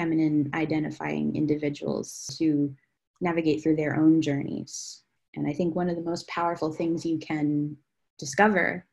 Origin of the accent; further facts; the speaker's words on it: Claymont, Delaware, United States; Originally, I'm from Delaware, Claymont, Delaware